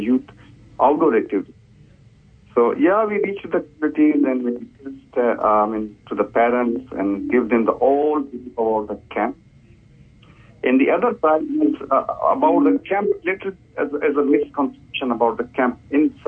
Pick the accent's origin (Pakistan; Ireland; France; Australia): Pakistan; English is a second language; moved away as an adult; also born or lived in Indonesia; now in Hamilton, New Zealand; I'm from Pakistan and spent 5 years as a refugee life in Indonesia